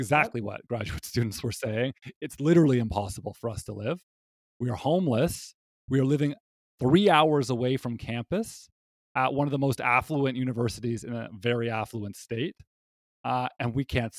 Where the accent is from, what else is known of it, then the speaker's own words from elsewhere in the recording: Canada; I'm a Canadian and I went to university in Canada